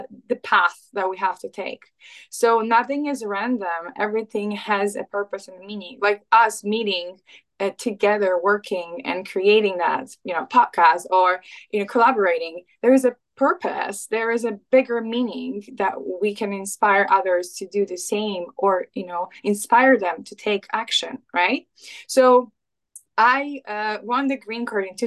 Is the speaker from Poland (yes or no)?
yes; Poland; moved away as an adult; also born or lived in England; now in United States; I'm Polish. I was born and raised in Poland. I left my home country when I was like around 20